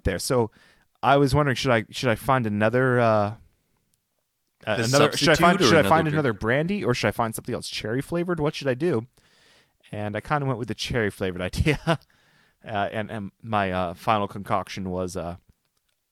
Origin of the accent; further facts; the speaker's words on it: New Hampshire, United States; we're from New Hampshire.